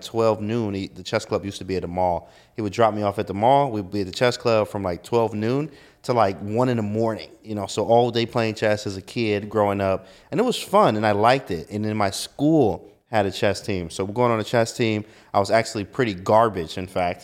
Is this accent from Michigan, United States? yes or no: yes; Detroit, Michigan, United States; moved away; I'm from Detroit, Michigan